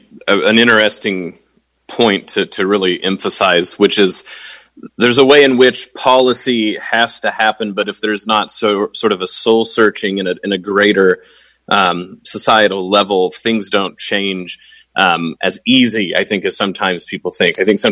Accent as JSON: {"language": "English", "region": "Oklahoma", "country": "United States", "tie": "born or raised there", "said": "being someone who grew up in the South"}